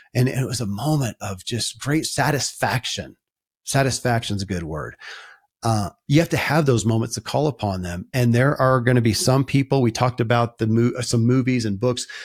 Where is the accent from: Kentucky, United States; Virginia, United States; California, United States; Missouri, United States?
Kentucky, United States; born or raised there